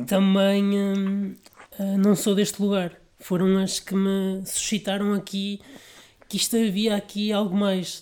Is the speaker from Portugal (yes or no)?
yes; Vila Nova de Gaia, Norte, Portugal; sou da Vila Nova de Gaia